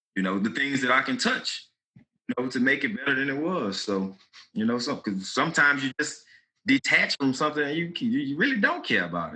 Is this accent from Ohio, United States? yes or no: no; Baton Rouge, Louisiana, United States; I'm from Baton Rouge.